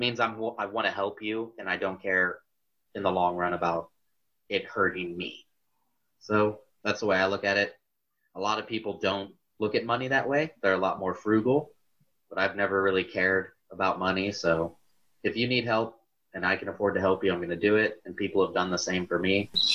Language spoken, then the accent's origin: English; Garrettsville, Ohio, United States; growing up in Garrettsville